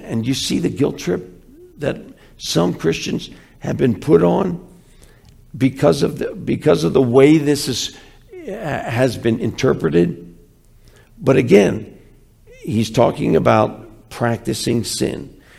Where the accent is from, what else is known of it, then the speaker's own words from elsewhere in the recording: Philadelphia, Pennsylvania, United States; I'm from Philly.